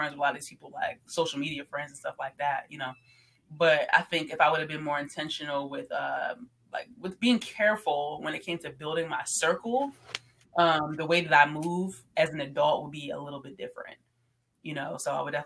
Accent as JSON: {"language": "English", "region": "New Jersey", "country": "United States", "said": "I came from South Jersey"}